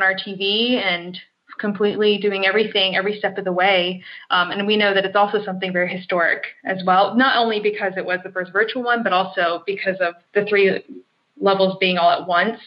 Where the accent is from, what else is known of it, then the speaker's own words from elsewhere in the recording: United States; I'm from the United States.